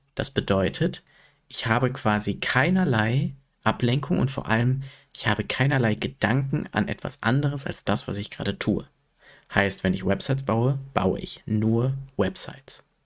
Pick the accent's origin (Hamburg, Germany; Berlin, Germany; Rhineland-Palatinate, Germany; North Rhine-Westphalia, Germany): North Rhine-Westphalia, Germany; Sprockhövel; in Sprockhövel, also in meiner Heimatstadt